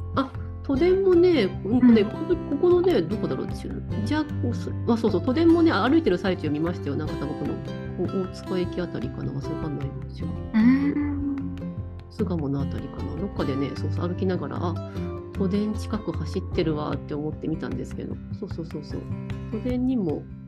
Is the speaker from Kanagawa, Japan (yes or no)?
yes; Kanagawa, Japan; moved away as an adult; also born or lived in Shikoku / Hokuriku / Chiba; now in Tokyo, Japan; もともとの出身は神奈川県なんですけど